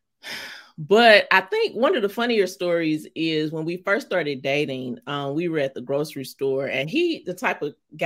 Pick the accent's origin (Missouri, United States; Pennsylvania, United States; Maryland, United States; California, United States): Missouri, United States; St. Louis; accent: St. Louis accent; now in New York, United States; I'm from St. Louis, Missouri.